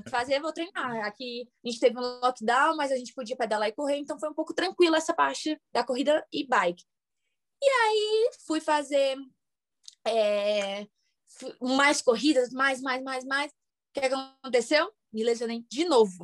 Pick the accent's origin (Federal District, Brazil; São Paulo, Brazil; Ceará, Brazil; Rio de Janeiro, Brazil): Ceará, Brazil; Fortaleza; moved away as an adult; now in United States; Eu sou de Fortaleza e fiquei no Rio